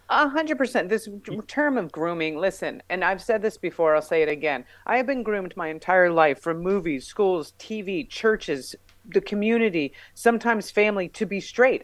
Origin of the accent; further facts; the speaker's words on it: New Mexico, United States; I have a degree in physical education because I'm from New Mexico and I'm a lesbian and it's the law